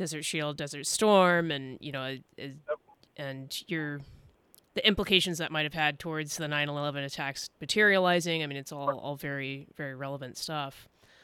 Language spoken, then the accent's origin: English; California, United States; I grew up in California